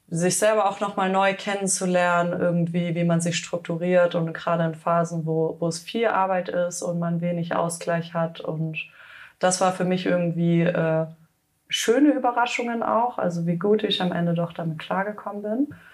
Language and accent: German; Hüfingen, Baden-Württemberg, Germany; Ich komme ursprünglich aus dem schönen Schwarzwald, äh, aus Hüfingen, um genau zu sein. Und äh, dort bin ich aufgewachsen